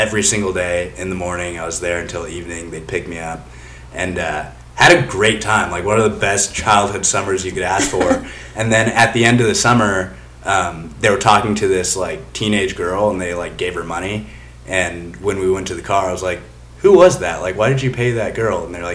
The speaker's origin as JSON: {"language": "English", "region": "California", "country": "United States", "moved": "yes", "lives_now": "Idaho, United States", "said": "I'm just Californian"}